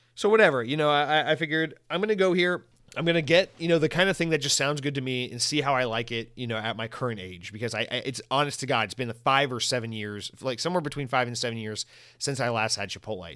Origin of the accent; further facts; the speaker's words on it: United States; also born or lived in Florida; white American, I speak English